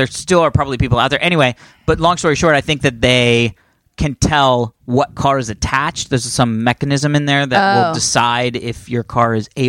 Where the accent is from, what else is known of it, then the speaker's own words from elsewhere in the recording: Ohio, United States; I'm from Ohio.